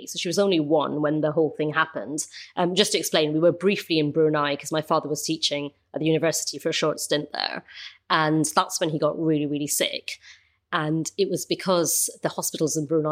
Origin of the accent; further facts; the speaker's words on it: London, United Kingdom; I was born in London.